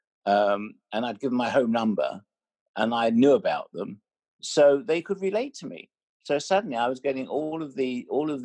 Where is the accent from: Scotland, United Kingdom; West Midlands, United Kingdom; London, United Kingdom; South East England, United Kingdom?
London, United Kingdom; I'm from Finsbury Park. So, you know, I didn't go to, I wasn't educated in the Gilded Cage. I was educated in Holloway. And my parents, they had a sweet shop